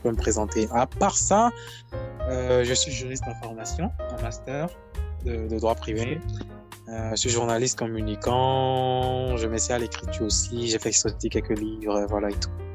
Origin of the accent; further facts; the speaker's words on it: Akassato, Atlantique, Benin; je suis originaire d'Akasato, dans le Bénin